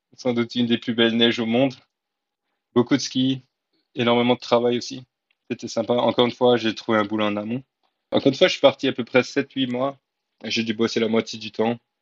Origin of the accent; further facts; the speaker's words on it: France; moved away as an adult; also born or lived in New Zealand / Australia; en tant que Français